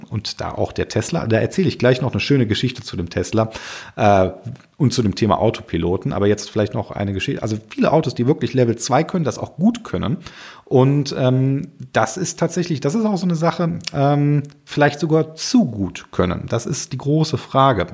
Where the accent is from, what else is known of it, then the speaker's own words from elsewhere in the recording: Germany; bei uns in Deutschland